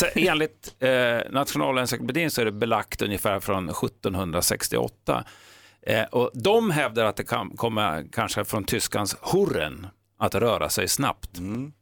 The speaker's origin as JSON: {"language": "Swedish", "country": "Sweden", "said": "vi svenskar, vi har ju ett tydligt H"}